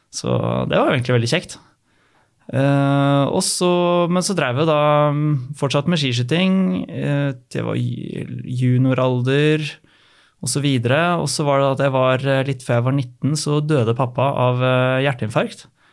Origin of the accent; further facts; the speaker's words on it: Asker, Akershus, Norway; moved away as an adult; now in Bergen, Norway; vokste jeg opp i Asker og har bodd der eh, hele veien fram til rundt ti år siden